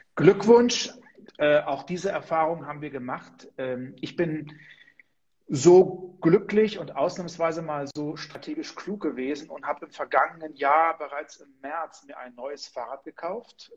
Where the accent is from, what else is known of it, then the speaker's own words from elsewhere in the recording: Heringen, Hesse, Germany; ich bin an der ehemaligen Grenze zur DDR groß geworden. Also wenn ich aus meinem Fenster geblickt habe, in unserem Haus im kleinen Städtchen Heringen an der Werra